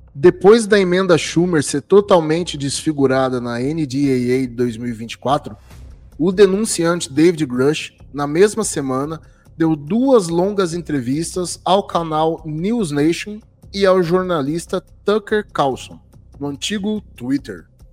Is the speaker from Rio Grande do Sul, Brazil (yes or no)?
no; Jabuticabal, São Paulo, Brazil; E Sertãozinho é vizinha aqui da minha cidade, eu sou de Jabuticabal